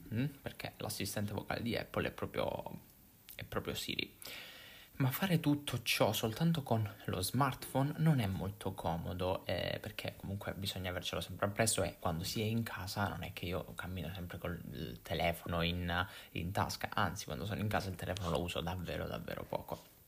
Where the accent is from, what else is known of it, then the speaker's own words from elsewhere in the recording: Italy; accent: Italian; la lingua inglese dettata da un italiano, quindi da una persona italiana. Non so se sia un problema di accento, del nostro accento